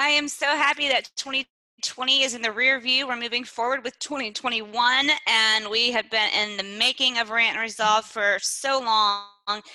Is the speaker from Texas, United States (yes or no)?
yes; East Texas, United States; moved away; I'm from East Texas and we have different set of rules back home.